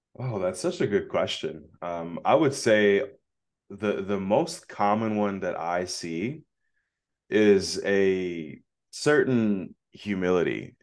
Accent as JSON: {"language": "English", "town": "Phoenix", "region": "Arizona", "country": "United States", "said": "I'm from Phoenix, Arizona"}